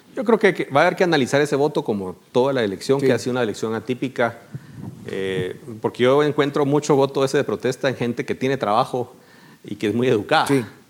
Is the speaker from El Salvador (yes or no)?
no; Guatemala